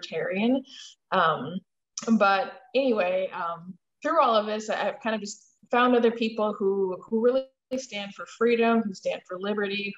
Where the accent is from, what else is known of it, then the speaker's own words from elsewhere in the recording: Milwaukee, Wisconsin, United States; moved away as an adult; also born or lived in Minneapolis, Minnesota; I am a born and raised Wisconsin girl. So I reside in Milwaukee, and I spent my formative years here and lived in Milwaukee